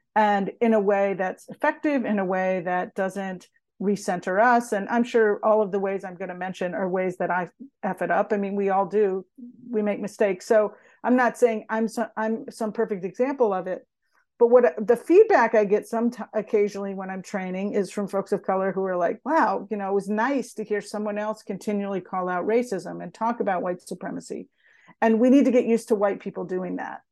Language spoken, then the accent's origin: English; United States; growing up in America and in the U S